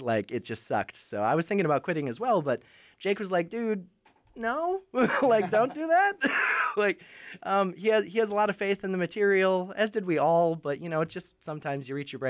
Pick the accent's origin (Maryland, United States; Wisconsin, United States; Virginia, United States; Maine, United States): Wisconsin, United States; moved away as an adult; now in Nashville, United States; I do vocals and a lot of writing for the band. I'm originally from Wisconsin.